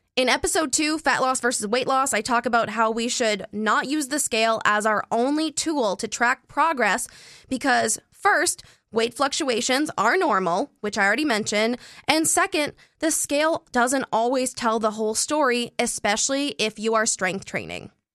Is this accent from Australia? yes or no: no; Canada; I'm Canadian